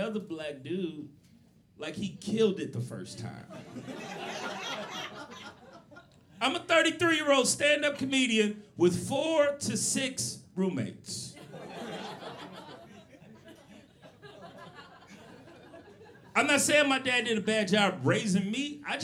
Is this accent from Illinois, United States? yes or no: yes; Chicago, Illinois, United States; moved away; my hometown, Chicago